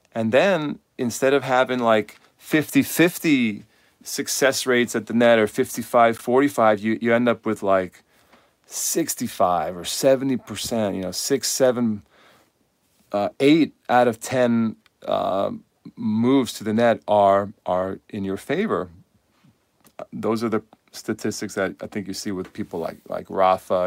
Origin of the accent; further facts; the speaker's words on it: United States; I speak from a U S perspective 'cause I'm an American coach.